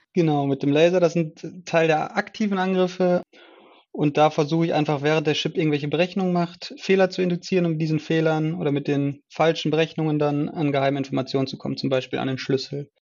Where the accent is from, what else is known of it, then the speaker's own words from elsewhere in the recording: Essen, North Rhine-Westphalia, Germany; Ich komme aus Essen war schon immer ein Essener und bin auch immer noch ein Essener.